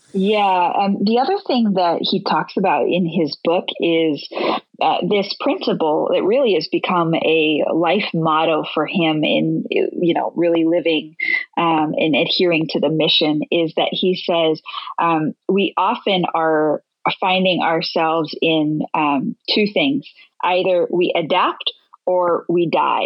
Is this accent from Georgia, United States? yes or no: no; Latrobe, Pennsylvania, United States; moved away; my family still lives there, and my dad's the executive pastor at Charter Oak Church, and I grew up in that church